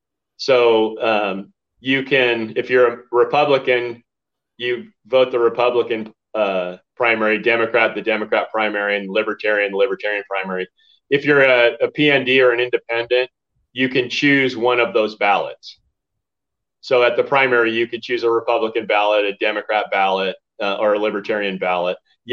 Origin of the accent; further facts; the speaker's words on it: Garden Grove, California, United States; now in Arizona, United States; I was born in California.